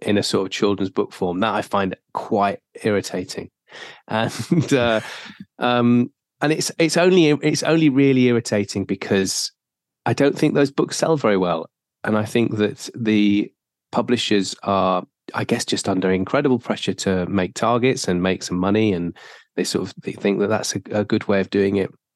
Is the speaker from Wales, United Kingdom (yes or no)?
yes; South Wales, United Kingdom; I grew up in South Wales.